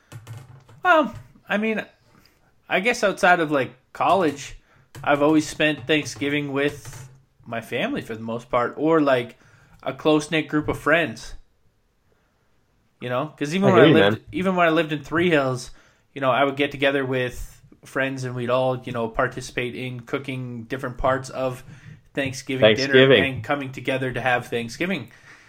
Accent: Williams Lake, British Columbia, Canada; now in Drumheller, Canada; growing up in Williams Lake, Vancouver was 6.5 hours away.

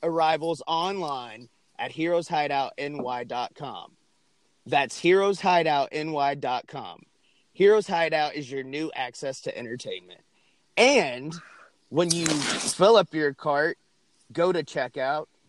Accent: Northeast, United States; now in Arkansas, United States; I grew up in the Northeast as well.

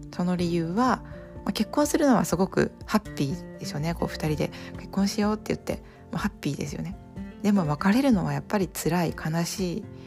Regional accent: Japan; 今ですね日本に生まれ日本に育って日本にいますが

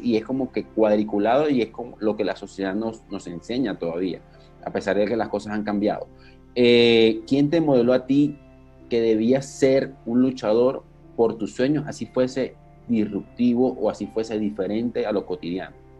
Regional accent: Maracaibo, Zulia, Venezuela; yo también soy maracucho

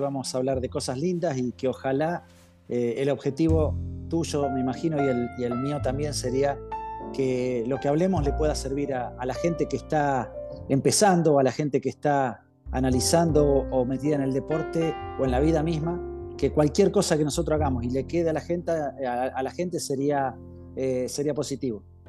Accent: San José de la Esquina, Santa Fe, Argentina; moved away; also born or lived in Chile; mi meta era llegar a jugar en, en la primera división del equipo de mi pueblo, Centenario de San José de la Esquina

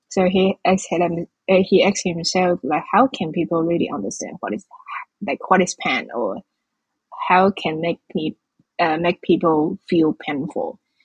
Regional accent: Changhua, Changhua County, Taiwan; I was born in Zhanghua as well. It's also in the western coast of Taiwan and in the middle of this island

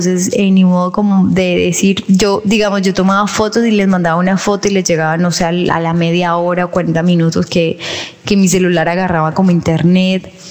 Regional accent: Colombia; Y nos dicen, no, nosotros somos de Colombia. Ay, nosotros también.

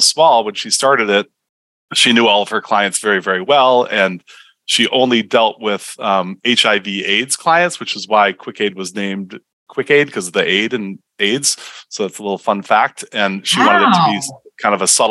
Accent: Michigan, United States; moved away; I grew up in Michigan and my dad was an entrepreneur

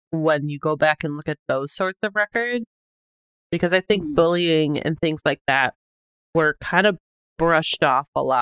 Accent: Wisconsin, United States; moved away; when I quit my job in Wisconsin

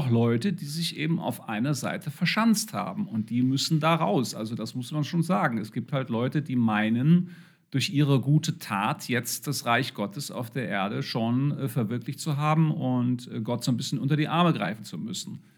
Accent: Germany; wir neigen als Deutsche sicher sehr dazu, überhaupt das ist ein westliches Denken

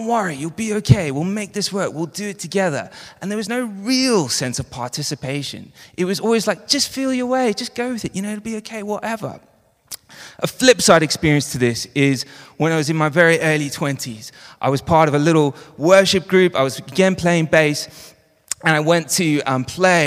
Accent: Johannesburg, Gauteng, South Africa; moved away; I grew up in Johannesburg

